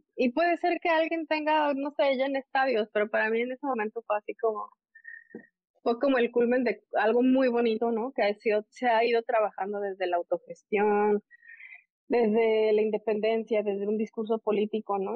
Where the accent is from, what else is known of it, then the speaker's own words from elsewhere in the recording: Puebla, Mexico; moved away as an adult; now in Bronx, New York, United States; crecer donde crezco, en Puebla, soy de Puebla, soy de Mayorazgo, de un barrio del sur de la ciudad, y luego soy migrante